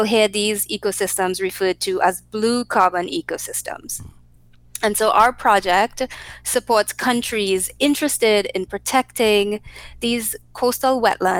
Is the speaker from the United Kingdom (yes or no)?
no; Trinidad & Tobago; moved away as an adult; now in United States; I'm from Trinidad, we have beautiful beaches.